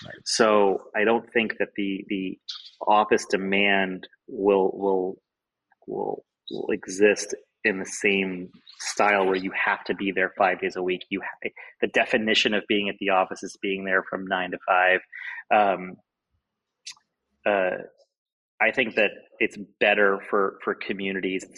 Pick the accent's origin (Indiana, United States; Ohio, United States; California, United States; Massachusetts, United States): Ohio, United States; now in San Francisco, United States; I'm from the Midwest in Ohio